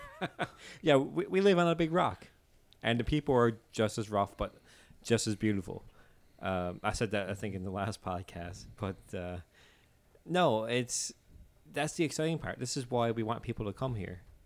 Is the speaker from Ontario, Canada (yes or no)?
no; Newfoundland and Labrador, Canada; accent: Newfoundland; as a Newfoundlander